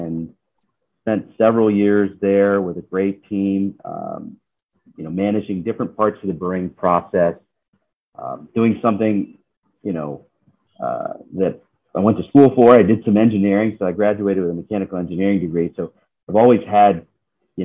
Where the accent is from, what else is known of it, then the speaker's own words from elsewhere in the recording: Georgia, United States; moved away as an adult; also born or lived in Seattle; growing up in Georgia